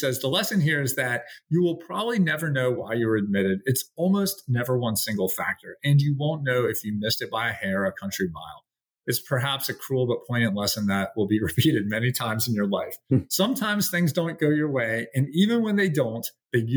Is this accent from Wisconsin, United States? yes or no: no; Atlanta, Georgia, United States; I have two good friends from high school growing up in Atlanta